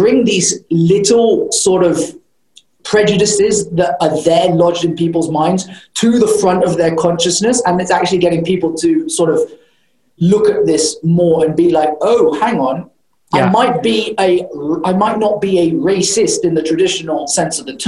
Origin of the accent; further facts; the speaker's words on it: United Kingdom; moved away; also born or lived in United States (born); I grew up in the UK